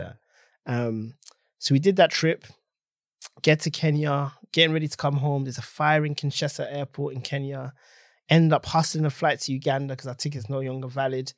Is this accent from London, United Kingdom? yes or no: yes; London, United Kingdom; I grew up in Tottenham, North London.